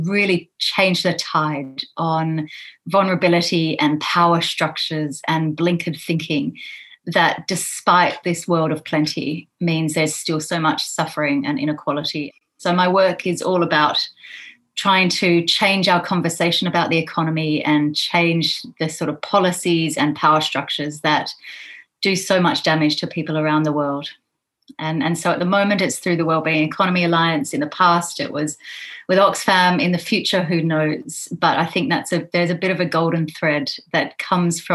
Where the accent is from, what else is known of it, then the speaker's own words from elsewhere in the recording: Canberra, Australian Capital Territory, Australia; my hometown of Canberra in Australia, where I grew up